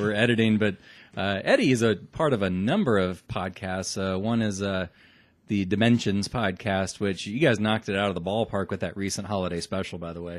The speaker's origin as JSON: {"language": "English", "town": "Omaha", "region": "Nebraska", "country": "United States", "said": "we're from Nebraska"}